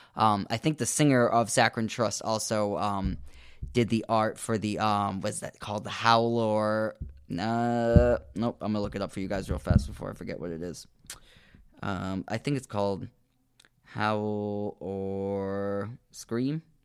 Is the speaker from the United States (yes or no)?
yes; United States; I am American